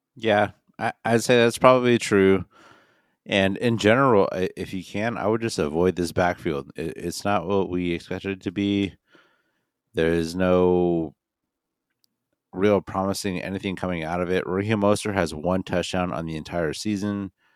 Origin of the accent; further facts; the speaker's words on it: Midwest, United States; moved away; also born or lived in Illinois / Northwest; I'm also from the Midwest. I used to live in Illinois